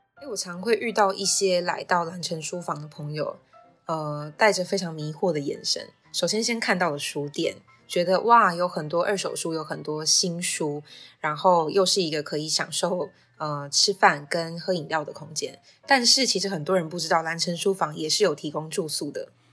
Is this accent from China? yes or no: no; Puli, Nantou County, Taiwan; 我就是一直在这边长大这样。你看，从爱兰国小到大成国中，然后最后又意外地考回了暨南大学外文系